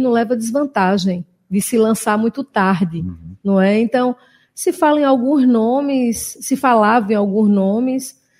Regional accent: Northeast Region, Brazil; Eu sou suspeita, sou nordestina

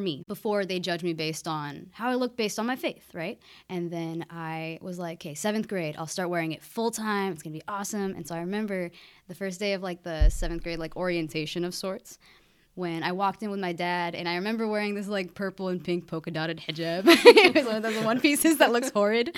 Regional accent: Keizer, Oregon, United States; I grew up in Kaiser, just an hour north of, of Corvallis

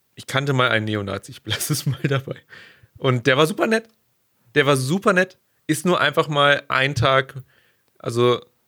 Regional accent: Germany; gerade als Deutscher, gerade hier bei uns

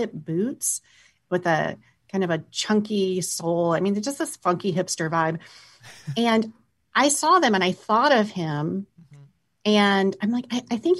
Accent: Sioux City, Iowa, United States; I grew up in Iowa, so I am convinced I am probably the only person, or my family's the only people in Sioux City, Iowa

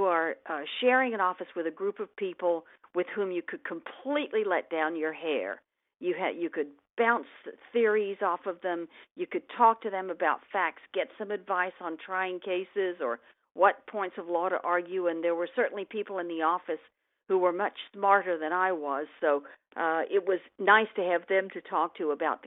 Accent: England, United Kingdom; now in United States; I was born in England and moved to the United States in 1960 with my family

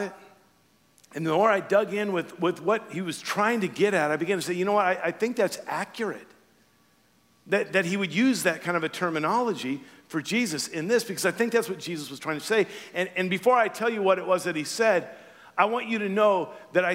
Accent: Louisiana, United States; moved away; I'm from Louisiana

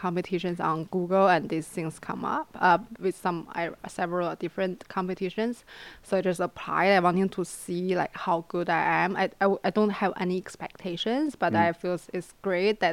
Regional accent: China; moved away as an adult; now in Los Angeles, United States; I'm originally coming from China. I came here since I'm 18 years old. I came here for college

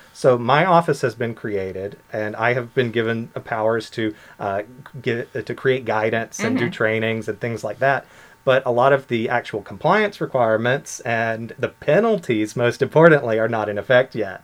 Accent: United States; moved away as an adult; now in Bermuda; I am from the U.S.

